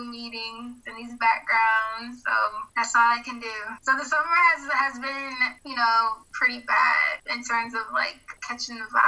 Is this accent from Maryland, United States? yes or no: yes; Maryland, United States; I'm from Maryland, so we have the like Eastern Shore and things of that nature.